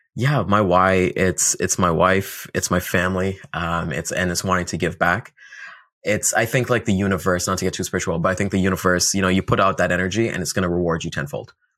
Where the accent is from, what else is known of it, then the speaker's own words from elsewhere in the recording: Toronto, Ontario, Canada; we're out in Toronto, Ontario. Uh, I've been here all my life.